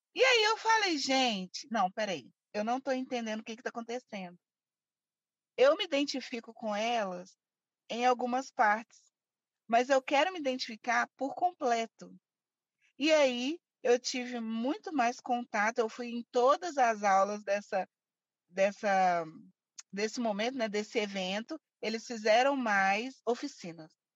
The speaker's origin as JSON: {"language": "Portuguese", "town": "Belo Horizonte", "region": "Minas Gerais", "country": "Brazil", "tie": "born or raised there", "said": "Eu nasci e cresci aqui em Belo Horizonte mesmo, Minas Gerais"}